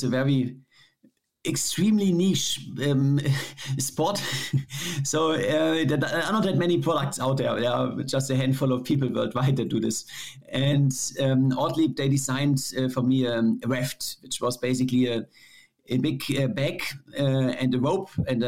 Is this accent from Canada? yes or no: no; Germany; my home country